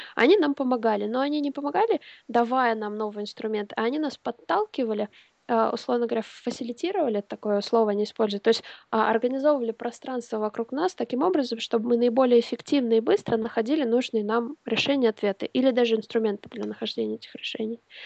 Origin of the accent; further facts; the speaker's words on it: Smolensk, Smolensk Oblast, Russia; moved away as an adult; also born or lived in England; в высший университет я поступала в моем родном городе Смоленске